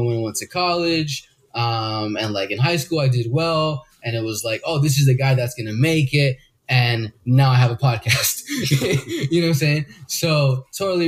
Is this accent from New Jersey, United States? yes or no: yes; New Jersey, United States; I was born in New Jersey, but my parents are 100%. Both of them are 100% Colombian